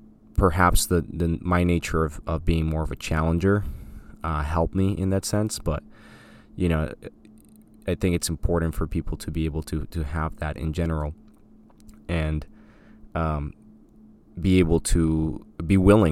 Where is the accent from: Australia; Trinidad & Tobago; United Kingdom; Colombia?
Colombia; I grew up in Colombia. My parents were in education, funny enough